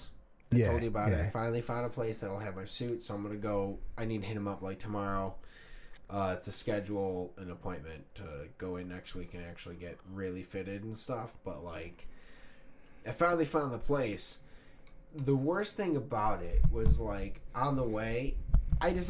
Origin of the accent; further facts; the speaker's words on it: United States; as an American